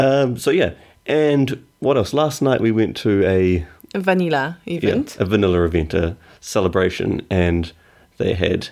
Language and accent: English; New Zealand; accent: Kiwi; now in London, United Kingdom; my Kiwi accent's a lot stronger. Every time I go back or when I hang out with Kiwis for too long, my accent gets much, much stronger again.